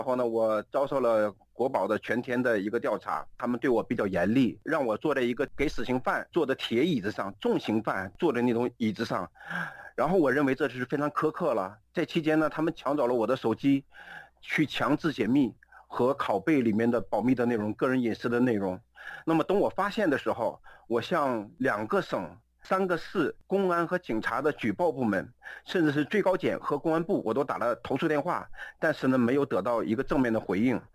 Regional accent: Jilin, China; also born or lived in Beijing / Hebei; now in United States; 我的出生地是吉林省

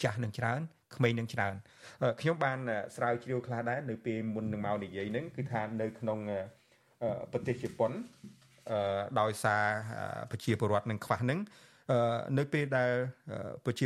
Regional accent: Cambodia

